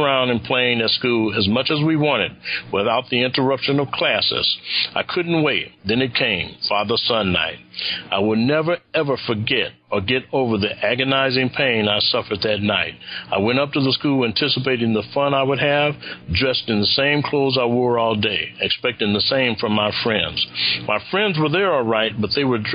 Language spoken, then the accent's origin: English; Los Angeles, California, United States; I grew up in the Nicholson Garden Housing Projects in Los Angeles.